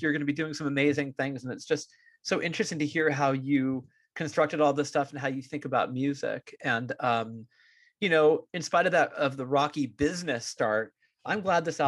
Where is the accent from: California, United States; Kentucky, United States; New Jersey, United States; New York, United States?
California, United States; As a Californian